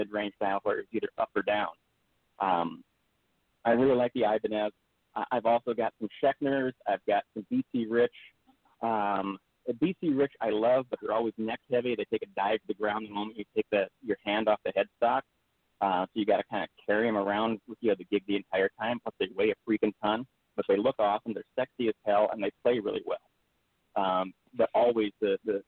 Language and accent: English; Devils Lake, North Dakota, United States; moved away; also born or lived in Grand Forks, North Dakota; I grew up in North Dakota, actually. I went to high school in Devil's Lake.